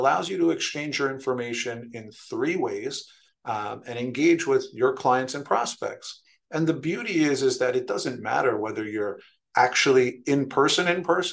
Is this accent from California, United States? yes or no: no; New York City, New York, United States; now in Stamford, United States; I was born and raised in New York City, in the Bronx